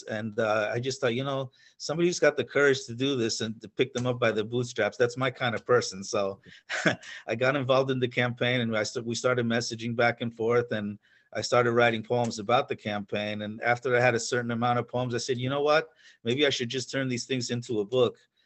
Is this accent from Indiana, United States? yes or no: no; Pennsylvania, United States; also born or lived in New York; I was raised in Pennsylvania. I was born in New York, but I was raised in Pennsylvania. My family moved there when I was about 9 or 10.